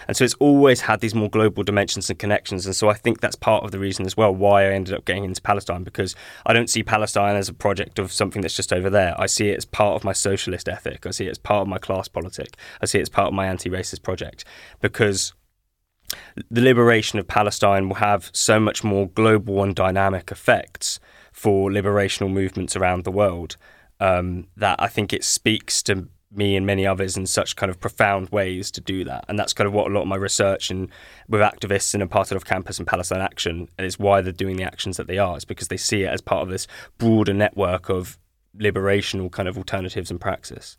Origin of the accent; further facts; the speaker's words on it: Ashford, South East England, United Kingdom; I was born in Ashford